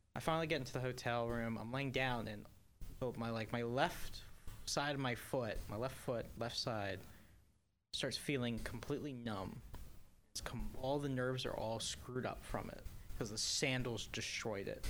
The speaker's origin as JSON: {"language": "English", "town": "Hagerstown", "region": "Maryland", "country": "United States", "said": "I'm from Hagerstown"}